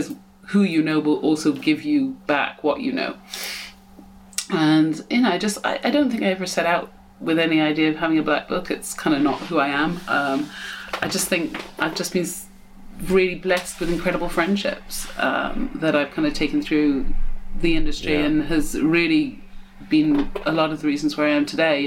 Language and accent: English; United States; moved away; also born or lived in England; even though I'm English, I grew up in America.